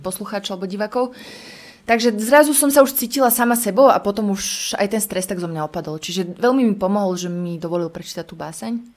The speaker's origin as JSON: {"language": "Slovak", "town": "Prievidza", "region": "Trenčín Region", "country": "Slovakia", "tie": "born or raised there", "also_born_or_lived": "Bojnice", "moved": "yes", "said": "ja predtým som žila v prievidzi úplne šťastná, ja som vyrastala na Zapotvočkoch"}